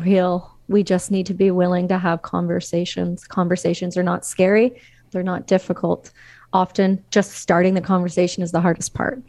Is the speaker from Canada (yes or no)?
yes; Canada; as a Canadian citizen